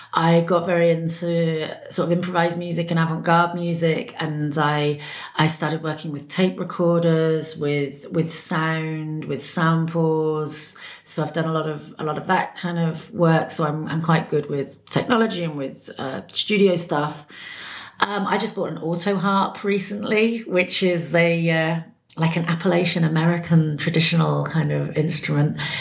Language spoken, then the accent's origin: English; Bristol, South West England, United Kingdom; moved away as an adult; also born or lived in London; now in Berlin, Germany; I'm from England. I was born in Bristol, in the west of England.